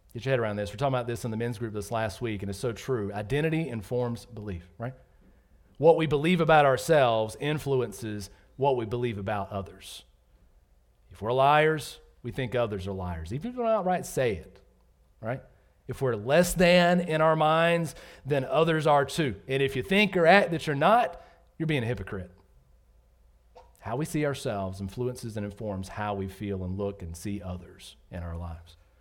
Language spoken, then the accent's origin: English; Georgia, United States; moved away as an adult; also born or lived in North Carolina; I grew up in Georgia